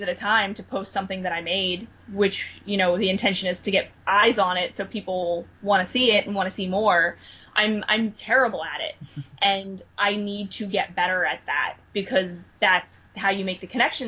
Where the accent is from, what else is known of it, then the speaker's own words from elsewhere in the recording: New Jersey, United States; now in Philadelphia, United States; I'm from Philadelphia, and, well, I'm originally from New Jersey, but I live in Philadelphia